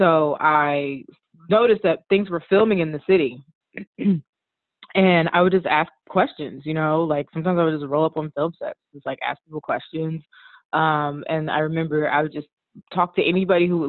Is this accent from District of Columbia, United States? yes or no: yes; Washington, District of Columbia, United States; moved away as an adult; now in New York, United States; I actually grew up in the DC area.